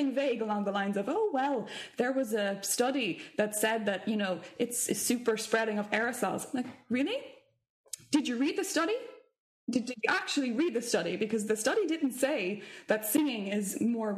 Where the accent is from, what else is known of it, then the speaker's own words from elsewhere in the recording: Ireland; as Irish vocalists